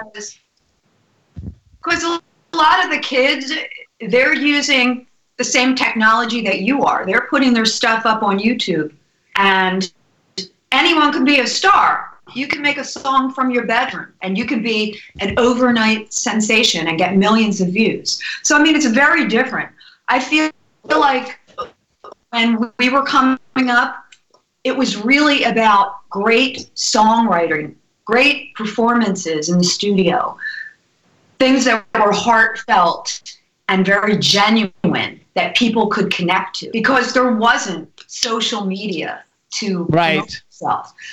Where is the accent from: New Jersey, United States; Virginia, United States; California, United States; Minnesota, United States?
New Jersey, United States; also born or lived in New York; I'm originally from New Jersey